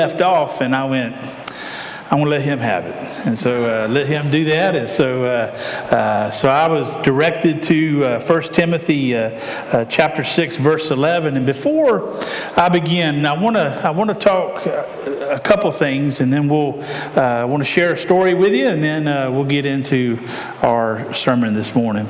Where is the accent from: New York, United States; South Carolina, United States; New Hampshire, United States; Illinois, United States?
South Carolina, United States; Aiken; I grew up in Aiken, South Carolina, at Millbrook Baptist Church